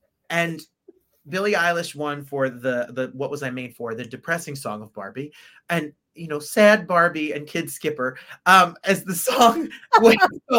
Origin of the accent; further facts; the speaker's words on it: England, United Kingdom; accent: American; because I have an American accent here, but I am also English. And I'm really like, hello, I'm from England. But I put on an American accent for this podcast.